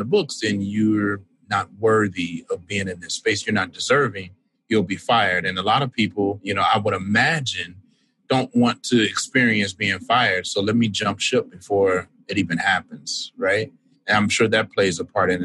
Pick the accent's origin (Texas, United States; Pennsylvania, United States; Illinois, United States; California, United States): Illinois, United States; Chicago; I'm born and raised in Washington Heights community on the South Side of Chicago